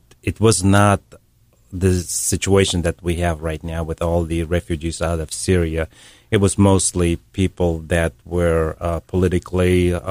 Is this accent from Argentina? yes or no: no; Russia; born there; I was born in Russia.